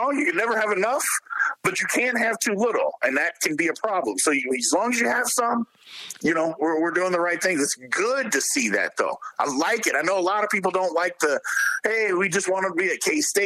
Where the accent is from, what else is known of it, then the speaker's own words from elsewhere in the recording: Jeffersonville, Indiana, United States; I'm from Jeffersonville, Indiana